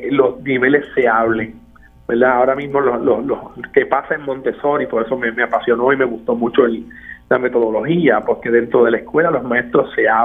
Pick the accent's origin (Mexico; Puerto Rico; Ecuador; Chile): Puerto Rico; Coamo; con mucha gente, industriales, comerciales de mi pueblo, comerciantes de mi pueblo, padres, directores, directores actuales. De hecho, la idea sale de uno de ellos, de escuela superior, profesor, doctor eh, Cardona o sea que no el secretario de Educación, Cardona, el el director de la José Felipe Saya de Coamo.